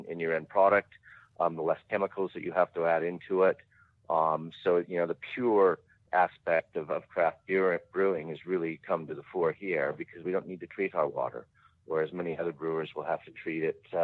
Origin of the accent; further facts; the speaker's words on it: Colorado, United States; now in Dinner Plain, Australia; I'm originally from Colorado, and growing up in the Rocky Mountains